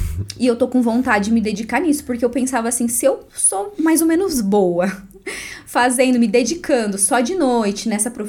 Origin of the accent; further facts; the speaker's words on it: Bernardino de Campos, São Paulo, Brazil; moved away as an adult; now in Guarapuava, Brazil; Eu sou do interior de São Paulo. Ah, Bernardino de Campos, uma cidadezinha bem pequena, 8 mil habitantes. E aí eu saí de lá, fui para uma cidade vizinha um pouco maior, chamada Varé, que foi onde eu estudei. E aí vim para Guarapuava para fazer faculdade.